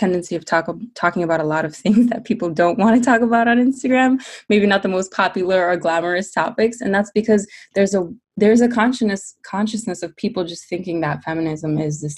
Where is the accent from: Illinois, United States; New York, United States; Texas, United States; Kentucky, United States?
New York, United States; New York City; I was born in New York City